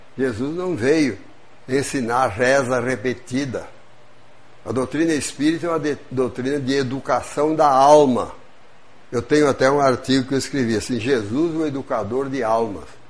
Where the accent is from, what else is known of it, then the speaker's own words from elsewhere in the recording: São Paulo, Brazil; moved away as an adult; now in Juiz de Fora, Brazil; Eu sou do estado de São Paulo, sou mineiro adotivo